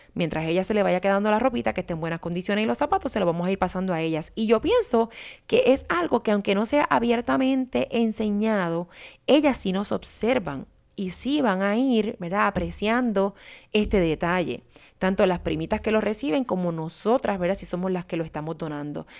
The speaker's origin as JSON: {"language": "Spanish", "country": "Puerto Rico", "tie": "born or raised there", "moved": "as an adult", "said": "la mayoría de nosotros crecimos en Puerto Rico y nos hemos mudado entonces a otro país"}